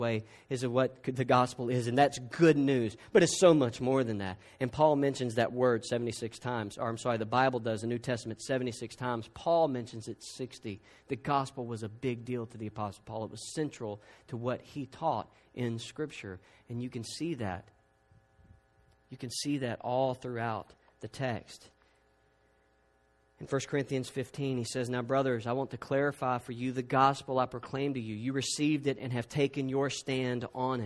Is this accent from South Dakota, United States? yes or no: no; South Georgia, United States; I'm from South Georgia